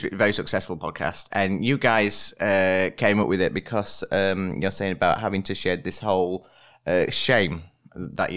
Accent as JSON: {"language": "English", "region": "Yorkshire and the Humber", "country": "United Kingdom", "said": "I'm from Yorkshire. I mean, do you find it easy to understand my accent?"}